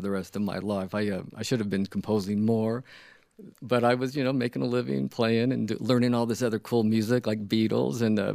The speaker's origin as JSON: {"language": "English", "town": "Cincinnati", "region": "Ohio", "country": "United States", "tie": "born or raised there", "also_born_or_lived": "Salt Lake City, Utah", "moved": "as an adult", "said": "I was living in Ohio. I was born in Cincinnati"}